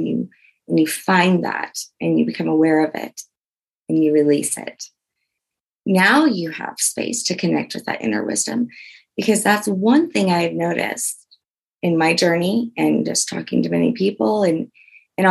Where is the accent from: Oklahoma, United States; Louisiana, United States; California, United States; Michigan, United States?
Louisiana, United States; I'm from Louisiana